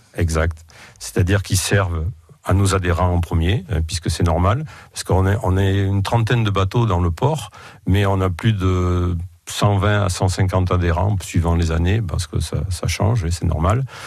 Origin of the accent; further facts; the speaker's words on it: Roque de Thau, Nouvelle-Aquitaine, France; je suis né à Roque de et j'y ai toujours vécu et travaillé d'ailleurs.